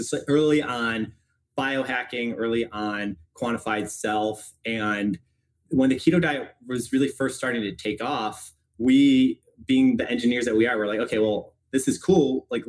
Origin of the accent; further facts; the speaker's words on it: Chicago, Illinois, United States; I'm from Chicago originally, went to public high school, got into Stanford for college